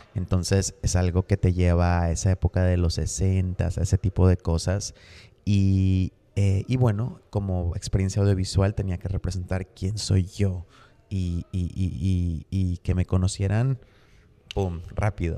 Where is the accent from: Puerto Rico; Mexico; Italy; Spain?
Mexico; uno como mexicano